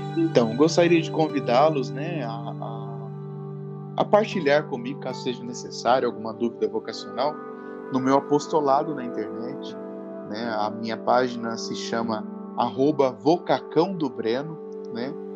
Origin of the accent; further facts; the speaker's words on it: Luisiânia, São Paulo, Brazil; moved away as an adult; now in Pirajuí, Brazil; eu estava na minha cidade natal, em Louisiana